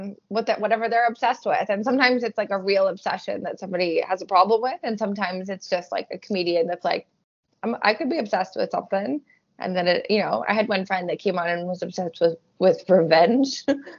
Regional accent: Canada; especially as a Canadian.

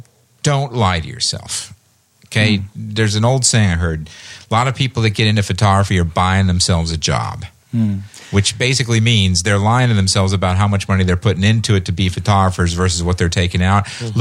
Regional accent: Indianapolis, Indiana, United States; I grew up in Indianapolis.

